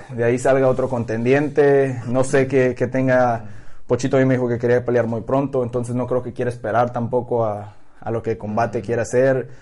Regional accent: Mexico; Ahorita estamos muchos mexicanos ahí

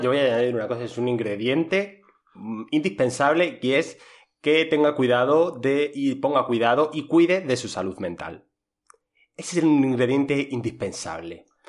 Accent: Madrid, Community of Madrid, Spain; soy de Madrid

